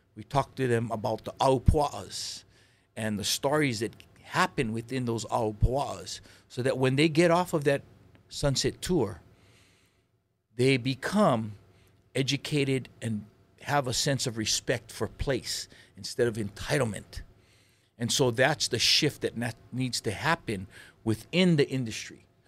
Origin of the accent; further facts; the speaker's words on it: Lahaina, Hawaii, United States; also born or lived in Oahu; I grew up in, um, Lahaina, Maui